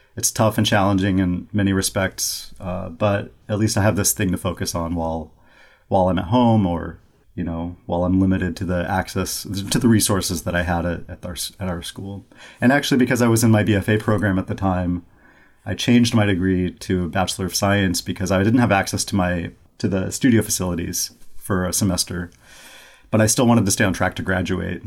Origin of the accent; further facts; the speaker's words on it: Bakersfield, California, United States; also born or lived in New York City; now in Rochester, United States; I'm from Bakersfield, California, which is in the Central Valley it's about an hour and a half north of Los Angeles. Um, and actually, in my hometown where I'm from